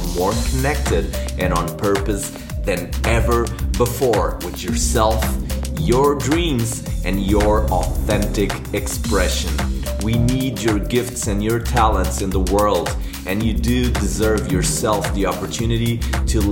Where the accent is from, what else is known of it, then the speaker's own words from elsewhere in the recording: Portugal; moved away as an adult; also born or lived in Vancouver, Canada; now in Brazil; I'm originally from Portugal, even though I'm living in beautiful Brazil